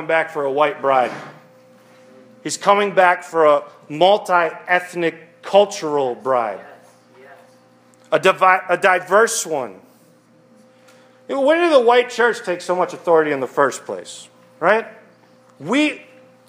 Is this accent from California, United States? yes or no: no; Westland, Michigan, United States; when I grew up in Westland, which is like the suburbs of Detroit